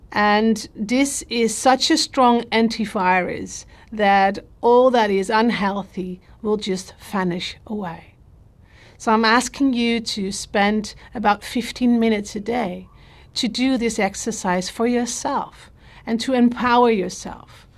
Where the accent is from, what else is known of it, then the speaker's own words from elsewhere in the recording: Netherlands; I'm from the Netherlands